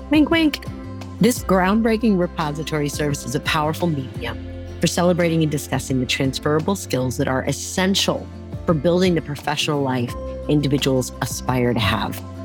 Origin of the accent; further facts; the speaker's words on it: California, United States; I grew up in California